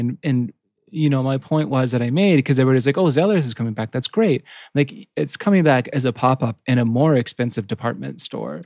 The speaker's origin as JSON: {"language": "English", "region": "Yukon", "country": "Canada", "tie": "born or raised there", "said": "I grew up in the Yukon, which is right next to Alaska"}